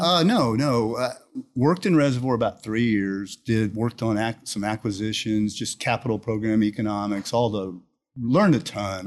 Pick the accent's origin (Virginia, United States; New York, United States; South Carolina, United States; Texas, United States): Texas, United States; Houston; I grew up here in Houston. Okay. I was born in Houston